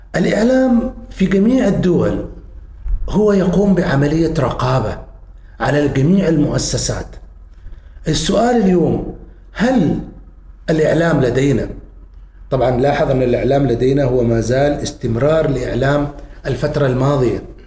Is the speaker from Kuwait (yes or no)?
no; Oman; مجتمعنا نحن مجتمعنا العماني